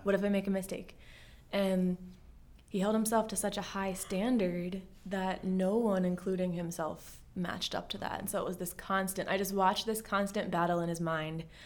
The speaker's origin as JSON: {"language": "English", "town": "Bel Air", "region": "Maryland", "country": "United States", "tie": "born or raised there", "also_born_or_lived": "South Jersey", "said": "I was born in South Jersey, and my family moved to Bel Air, Maryland, just in time for me to start kindergarten"}